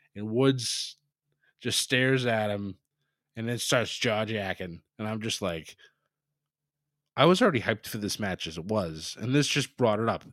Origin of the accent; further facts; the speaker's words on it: New England, United States; I'm from New England